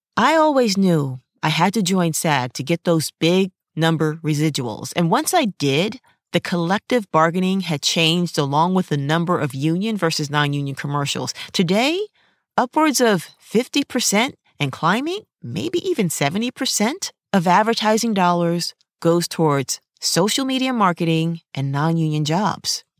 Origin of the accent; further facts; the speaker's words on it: New York City, New York, United States; moved away as an adult; now in Los Angeles, United States; being a New Yorker, a native New Yorker, characters were an everyday part of my life